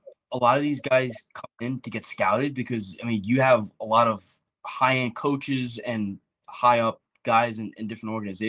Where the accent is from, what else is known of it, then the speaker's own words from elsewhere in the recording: Long Island, New York, United States; we're all from Long Island, so we all know him.